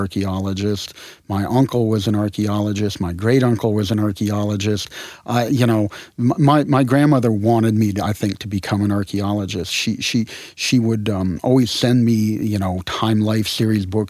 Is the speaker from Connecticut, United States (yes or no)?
yes; Connecticut, United States; moved away; also born or lived in New Orleans; I grew up in Connecticut